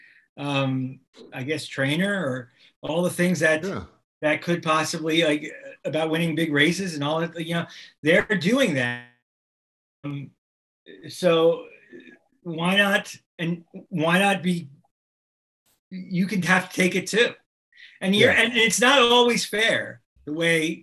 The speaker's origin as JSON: {"language": "English", "town": "Miami", "region": "Florida", "country": "United States", "tie": "born or raised there", "said": "I grew up in Miami"}